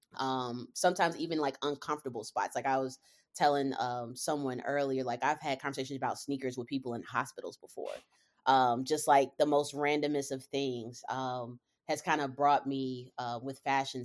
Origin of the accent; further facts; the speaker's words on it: Charlotte, North Carolina, United States; moved away as an adult; also born or lived in Cincinnati, Ohio; born and raised in Charlotte, North Carolina